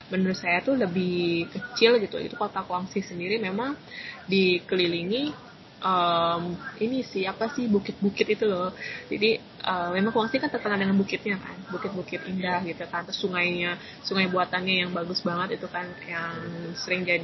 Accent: Changzhou, Jiangsu, China; terus habis itu saya ke Nanjing, terus saya habis itu di kota saya sendiri di Changzhou.

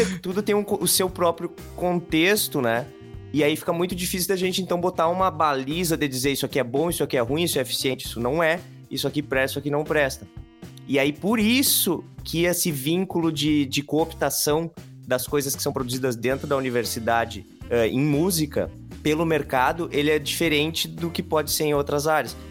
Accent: interior of Rio Grande do Sul, Brazil; aqui no Rio Grande do Sul, ali no interior de onde eu nasci, lá na campanha

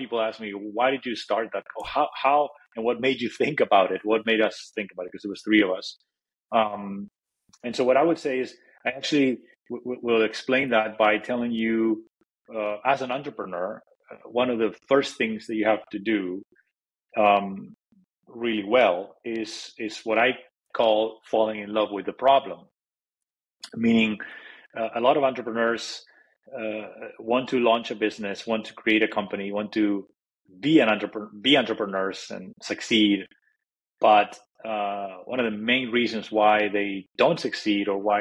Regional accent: Madrid, Community of Madrid, Spain; now in Silicon Valley, United States; I'm originally from Madrid, Spain, and I grew up over there

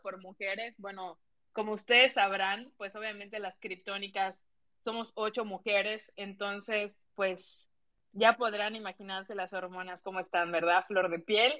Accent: Mexico; soy mexicana

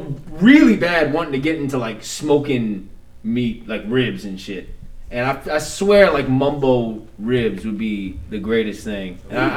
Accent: United States; I'm American as shit

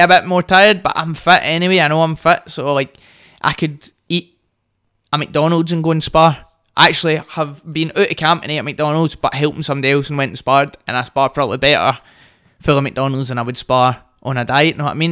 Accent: Hamilton, Scotland, United Kingdom; also born or lived in Glasgow West End / Bearsden / Greenock; I grew up in Hamilton, I moved to the West End, then I moved to Bearsden

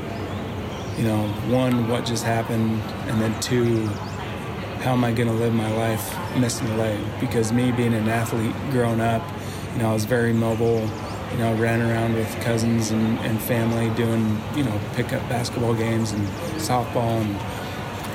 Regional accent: United States; as an American

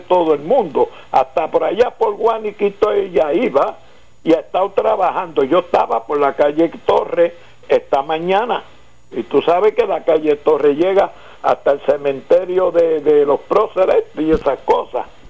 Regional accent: Ponce, Puerto Rico; yo soy del centro de Ponce y el Coto

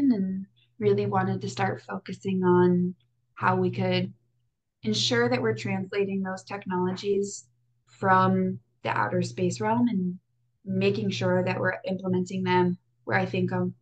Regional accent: Wisconsin, United States; moved away as an adult; also born or lived in Iowa; I grew up in Wisconsin, so out with the cows and the cheese and the cold, long winters.

